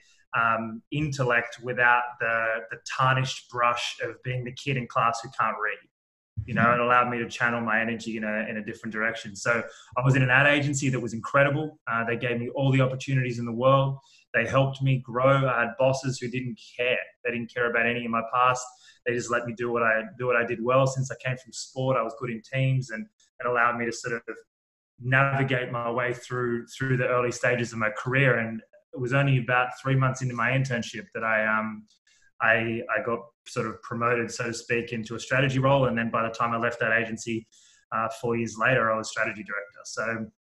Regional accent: Sydney, New South Wales, Australia; So I grew up in Australia, in Sydney, in a town called Manly, which is a bit of a beach vibe, but about 15, 20 minutes from the city

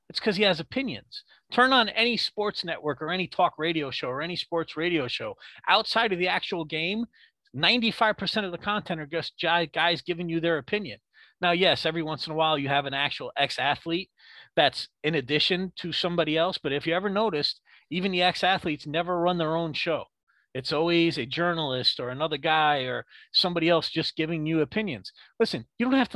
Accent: New York, United States; I am a New Yorker

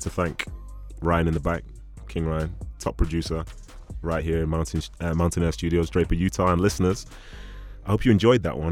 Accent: Nigeria; being a Nigerian guy

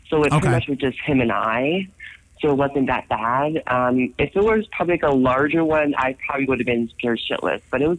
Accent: United States; I'm American.

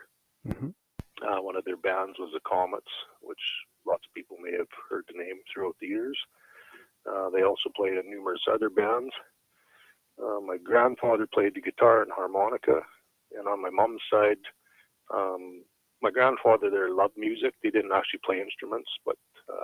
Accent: Hines Creek, Alberta, Canada; I was born and raised in Hinds Creek. Lived here my whole life, still do.

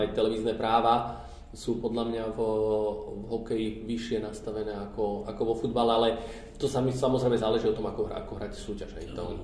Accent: Trenčín, Trenčín Region, Slovakia; now in Bratislava, Slovakia; tým, že som teraz Trenčina, tak som vyrastal na Dukle a na štadióne

